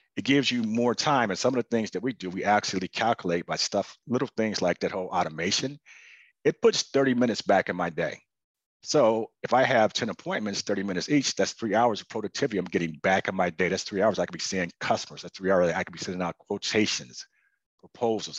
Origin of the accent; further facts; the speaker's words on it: Chicago, Illinois, United States; moved away; I was originally from Chicago